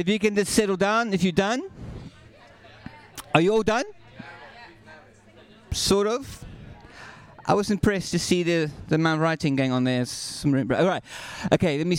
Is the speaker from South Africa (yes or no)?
yes; South Africa; I'm South African.